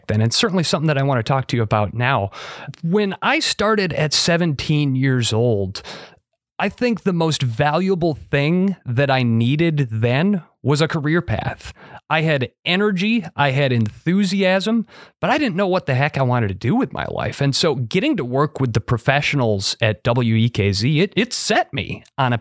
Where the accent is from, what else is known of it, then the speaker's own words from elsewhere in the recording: Monroe, Wisconsin, United States; my hometown of Monroe, Wisconsin